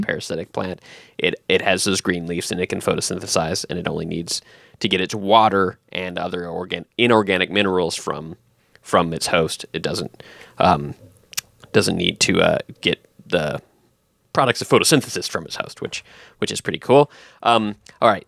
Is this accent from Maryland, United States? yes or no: no; Texas, United States; now in Northern Virginia, United States; I was born in Texas